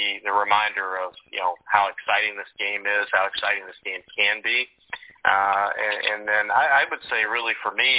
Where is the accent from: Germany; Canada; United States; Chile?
United States; the South; growing up in the South